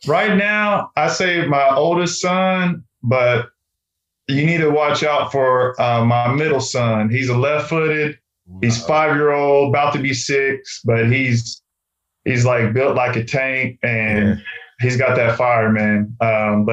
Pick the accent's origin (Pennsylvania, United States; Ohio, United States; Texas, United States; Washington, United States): Texas, United States; now in North Carolina, United States; growing up in Texas